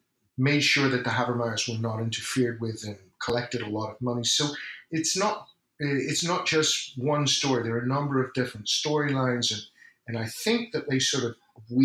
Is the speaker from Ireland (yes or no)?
yes; Ireland; I'm from Ireland